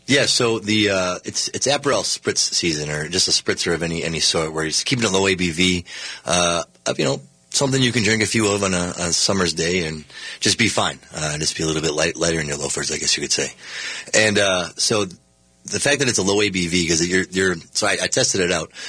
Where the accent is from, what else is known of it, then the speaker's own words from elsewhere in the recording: Minnesota, United States; we're from Minnesota